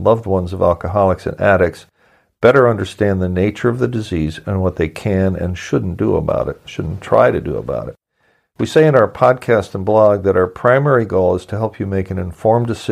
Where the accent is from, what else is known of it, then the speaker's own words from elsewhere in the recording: Midwest, United States; moved away; also born or lived in New Jersey / Milwaukee; I'm from the Midwest.